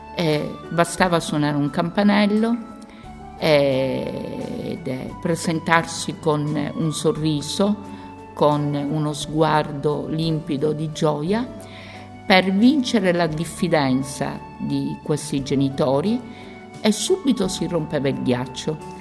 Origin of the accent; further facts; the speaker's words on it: Palermo, Sicily, Italy; vengo dalla Sicilia, da Palermo